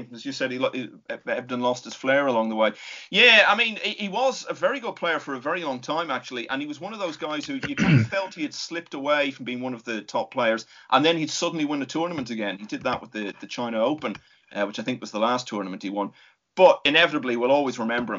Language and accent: English; Ireland; as an Irishman